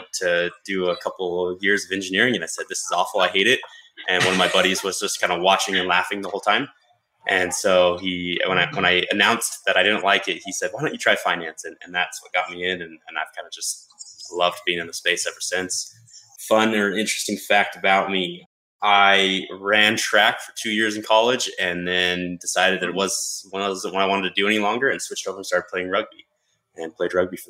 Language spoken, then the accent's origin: English; Portland, Oregon, United States; now in Salt Lake City, United States; I grew up in Portland, Oregon, so the good old Pacific Northwest. And then I've bounced around across the U.S. for a little while now and settled back in Salt Lake City where my wife is from.